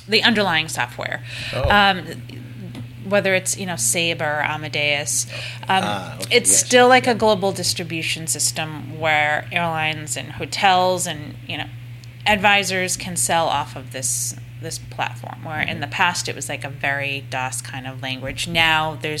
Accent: United States; also born or lived in Nantucket Island; now in Boston, United States; as English-speaking Americans

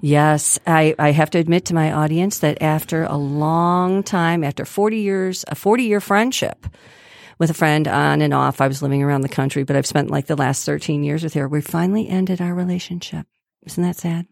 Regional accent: Grosse Pointe, Michigan, United States; I grew up in Grosse Pointe

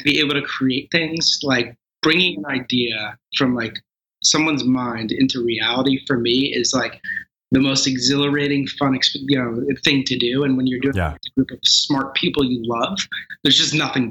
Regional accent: Northern New Jersey, United States; I grew up in Northern New Jersey

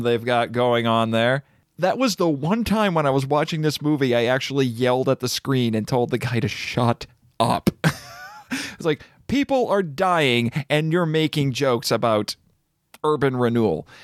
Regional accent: United States; As an American

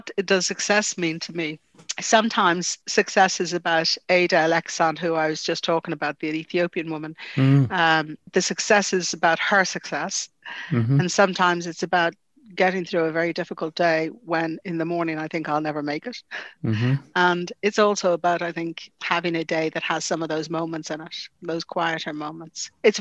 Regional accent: Dublin, Leinster, Ireland; I grew up in the Phoenix Park, it's very important to me

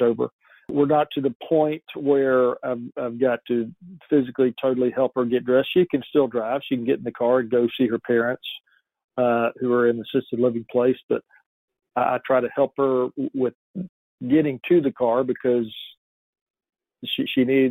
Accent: Atlanta, Georgia, United States; We're both from Atlanta, Georgia

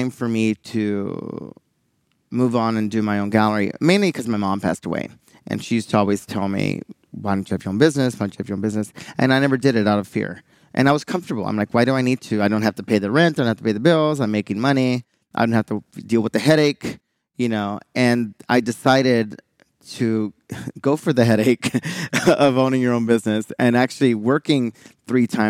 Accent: Houston, Texas, United States; I'm from Houston

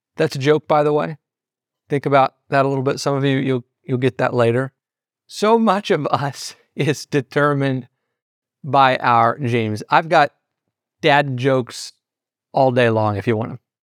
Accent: Southeast Missouri, United States; in my hometown, where I'm originally from in Southeast Missouri

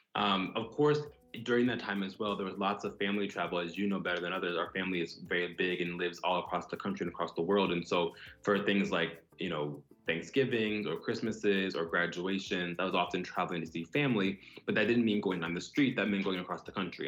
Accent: Broward County, South Florida, United States; moved away as an adult; also born or lived in San Antonio, Texas / Dallas, Texas; now in New York, United States; I grew up in South Florida, Broward County to be exact, and I live in New York now

